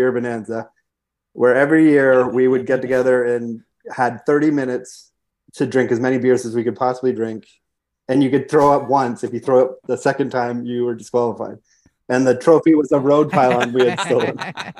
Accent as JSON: {"language": "English", "town": "Georgetown", "region": "Ontario", "country": "Canada", "tie": "born or raised there", "also_born_or_lived": "Chicago", "moved": "yes", "lives_now": "Los Angeles, United States", "said": "Born and raised in Georgetown, Ontario, just like an hour outside of Toronto."}